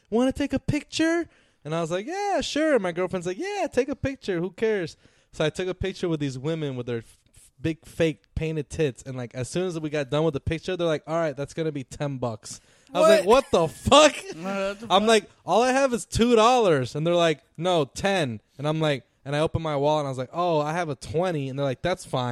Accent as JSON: {"language": "English", "town": "Orlando", "region": "Florida", "country": "United States", "said": "we're from Orlando"}